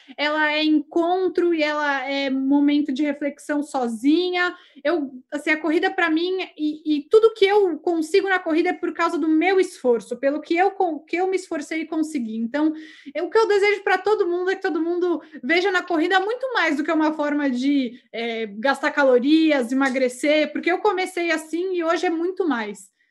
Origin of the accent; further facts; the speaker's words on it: Brazil; moved away as an adult; now in Chile; eu acabei de mudar para o Chile, eu sou do Brasil